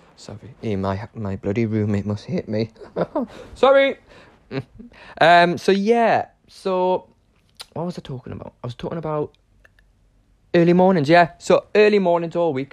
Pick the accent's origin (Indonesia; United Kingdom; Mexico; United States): United Kingdom; Newcastle upon Tyne, North East England; moved away as an adult; now in London, United Kingdom; I'm currently living in Chiswick in London, but I am originally from Newcastle upon Tyne. Um, yeah, I'm a Geordie.